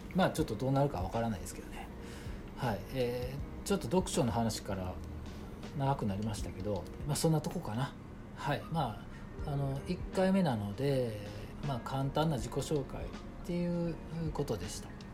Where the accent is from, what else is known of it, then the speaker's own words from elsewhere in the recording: Osaka, Japan; now in Kyoto, Japan; 大阪生まれで、まあ、主に京都に今はいるんで